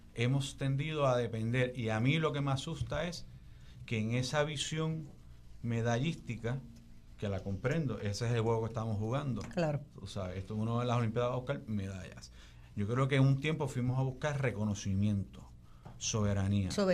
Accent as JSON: {"language": "Spanish", "country": "Puerto Rico", "said": "nuestra identidad puertorriqueña"}